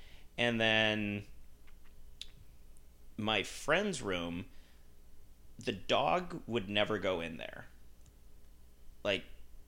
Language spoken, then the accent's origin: English; Utah, United States; And I grew up with him in Utah